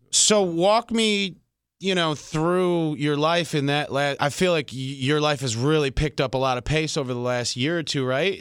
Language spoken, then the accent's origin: English; Detroit, Michigan, United States; I grew up in Detroit